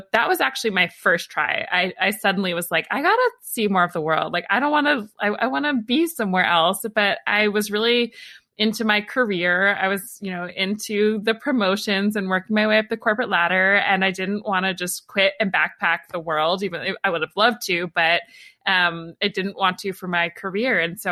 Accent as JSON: {"language": "English", "town": "Atlanta", "region": "Georgia", "country": "United States", "tie": "born or raised there", "also_born_or_lived": "New York / Los Angeles", "moved": "as an adult", "said": "I grew up in Atlanta in the US and was there from the time I was born until I was 18"}